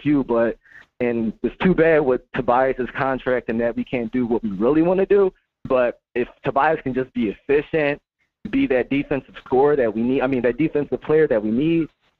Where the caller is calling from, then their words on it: Philadelphia, Pennsylvania, United States; I'm tapping in from Philly, bro.